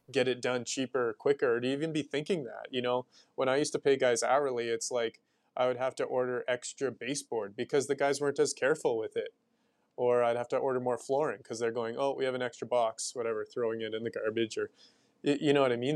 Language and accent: English; Sherwood Park, Alberta, Canada; also born or lived in Riverbend, Edmonton; now in Edmonton, Canada; I grew up in Sherwood Park, and then I moved to Riverbend